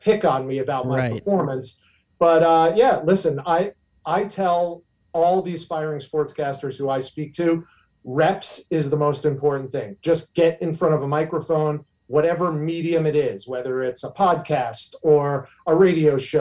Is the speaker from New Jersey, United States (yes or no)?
yes; Bergen County, New Jersey, United States; moved away as an adult; also born or lived in New York City / Syracuse, New York; now in Tampa Bay area, United States; I grew up in Bergen County, New Jersey, which is right over the George Washington Bridge from New York City